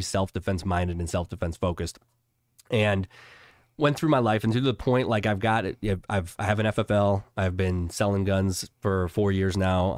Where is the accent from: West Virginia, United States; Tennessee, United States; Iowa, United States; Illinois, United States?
Illinois, United States; Chicago; moved away; I grew up in Chicago